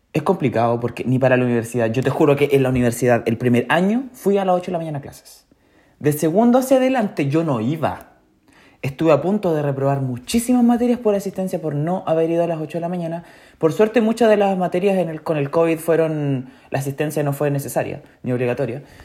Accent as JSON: {"language": "Spanish", "town": "Chillán", "region": "Ñuble", "country": "Chile", "tie": "born or raised there", "said": "Yo nací en Chillán, eh, Chile"}